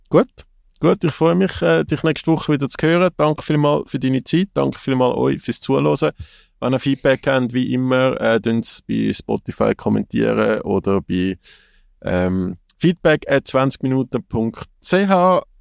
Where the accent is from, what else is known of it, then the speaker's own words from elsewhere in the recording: Switzerland; man, wäre durchaus offen als Schweizer Fußballfan, dass der José Mourinho nazi trennen wird.